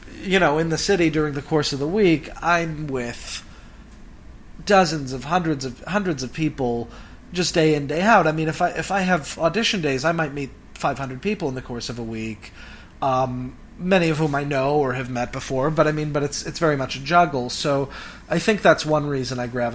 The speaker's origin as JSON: {"language": "English", "town": "Cleveland", "region": "Ohio", "country": "United States", "tie": "born or raised there", "said": "I was an only child growing up in Cleveland"}